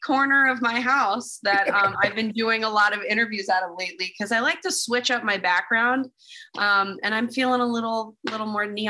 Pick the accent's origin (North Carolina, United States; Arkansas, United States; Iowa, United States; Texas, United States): Texas, United States; Dallas; moved away as an adult; now in Los Angeles, United States; getting out of Dallas was like good for me because I just knew that I wanted to do this with my life, and Dallas was not really the place that was conducive to what I wanted to do.